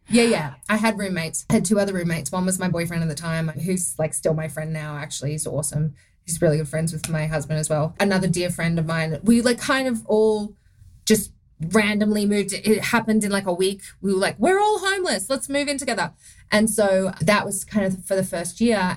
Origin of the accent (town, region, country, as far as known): Australia; accent: Australian; moved away as an adult; now in United States